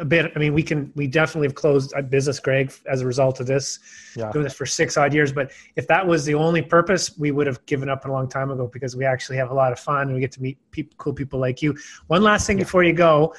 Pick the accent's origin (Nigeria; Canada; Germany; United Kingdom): Canada; Yukon; I grew up in Northern Canada, the Yukon, we call them the Yukon boys